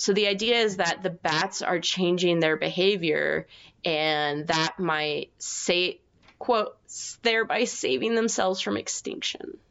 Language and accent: English; United States; I'm American